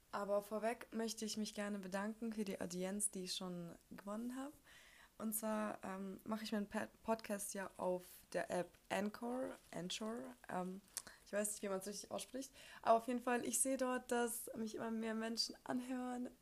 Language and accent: German; Ukraine; moved away; Ich komme ja aus der Ukraine